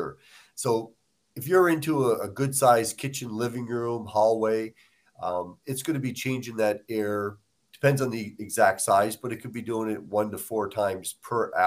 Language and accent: English; Nova Scotia, Canada; moved away; I'm from Nova Scotia, so I mean, we cook a lot of fish and, lobsters, different things